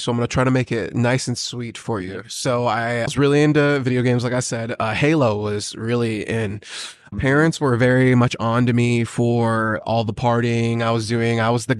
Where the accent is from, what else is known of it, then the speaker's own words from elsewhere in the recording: Yokota, Tokyo, Japan; born there; So I grew up a military brat. And I was born in Yokota, Japan, and I grew up on Marvel Comics and Final Fantasy VII.